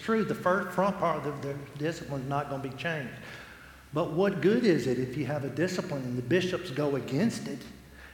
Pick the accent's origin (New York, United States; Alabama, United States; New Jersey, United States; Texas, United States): Alabama, United States; Alabama City; I'm from Alabama City, y'all. We're lint heads